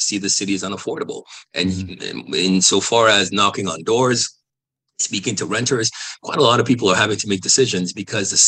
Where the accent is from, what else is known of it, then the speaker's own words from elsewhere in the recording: Toronto, Ontario, Canada; I'm from Toronto